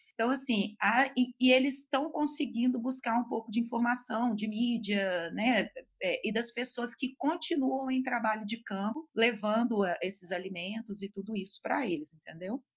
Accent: Belo Horizonte, Minas Gerais, Brazil; Eu sou aqui de Belo Horizonte

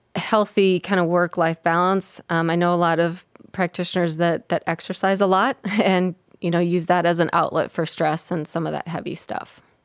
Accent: Minnesota, United States; I grew up in Minnesota

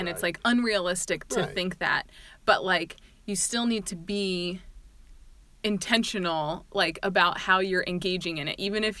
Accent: Indiana, United States; And we come from Indiana, the Hoosier State.

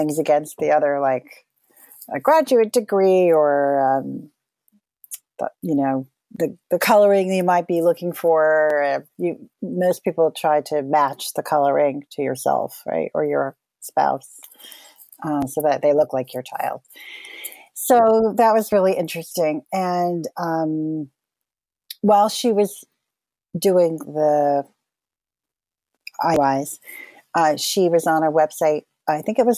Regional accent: Montclair, New Jersey, United States; I live in Montclair, New Jersey, and I'm actually a Jersey girl, born here

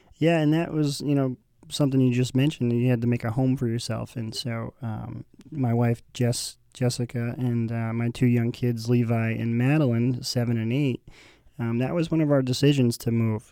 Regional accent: Burrillville, Rhode Island, United States; moved away as an adult; also born or lived in Massachusetts; now in Concord, New Hampshire, United States; I'm born and raised in Barberville, Rhode Island

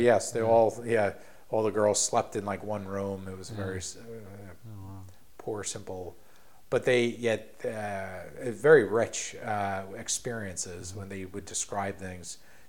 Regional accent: New York City, New York, United States; moved away as an adult; now in Washington, D.C., United States; I was born in Breezy Point, which is the very end of Rockaway, and grew up on that little peninsula, little beach town.

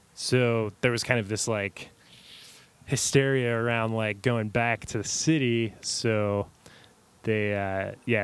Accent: Kenner, Louisiana, United States; moved away as an adult; born and raised in Kenner, Louisiana, which is suburb of New Orleans

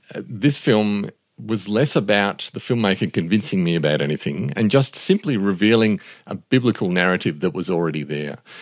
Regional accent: Australia; As an Australian

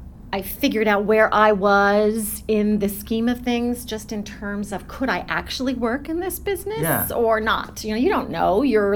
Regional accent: Denver, Colorado, United States; I was born and raised in Denver, Colorado. My family is a musical family.

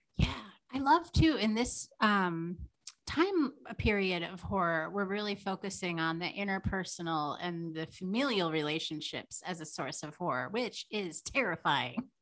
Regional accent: Green Bay, Wisconsin, United States; born or raised there; moved away

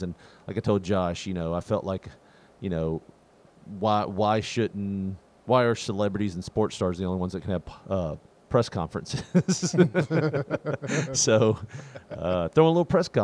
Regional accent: Tennessee, United States; growing up in Tennessee

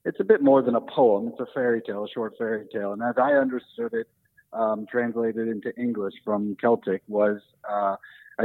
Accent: United States; now in Berlin, Germany; I'm an American guy. I live in Berlin now, but I'm born and raised in America

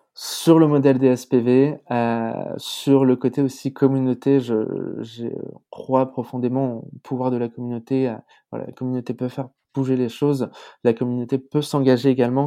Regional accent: France; en tant que Français

